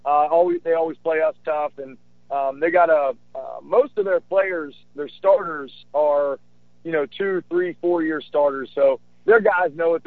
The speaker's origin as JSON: {"language": "English", "region": "West Virginia", "country": "United States", "tie": "born or raised there", "said": "I grew up in West Virginia and earned a scholarship"}